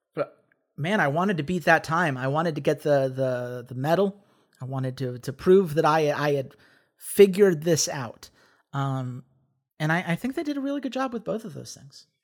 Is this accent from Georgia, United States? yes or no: yes; Atlanta, Georgia, United States; growing up in Atlanta